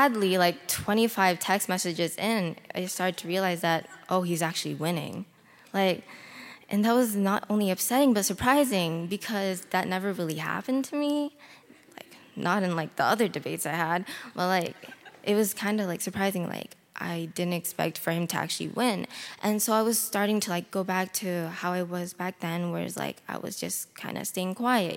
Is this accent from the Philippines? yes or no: yes; Philippines; I was born in the Philippines.